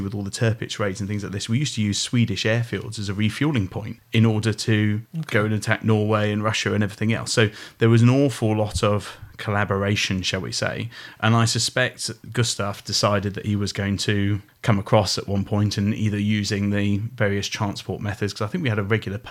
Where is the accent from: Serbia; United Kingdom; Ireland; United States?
United Kingdom; Oxfordshire, South East England; I was brought up in Oxfordshire